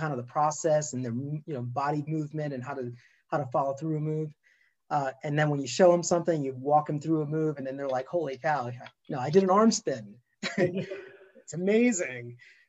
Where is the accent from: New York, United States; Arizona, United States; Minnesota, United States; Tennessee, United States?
New York, United States; accent: New York; especially with my New York accent that I have sometimes.